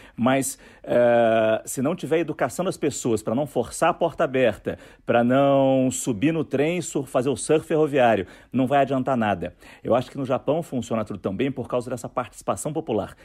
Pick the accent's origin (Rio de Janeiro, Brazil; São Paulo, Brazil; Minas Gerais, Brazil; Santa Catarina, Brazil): Rio de Janeiro, Brazil; moved away as an adult; also born or lived in Japan; A gente é do Rio de Janeiro, então a gente sentia muita saudade do Rio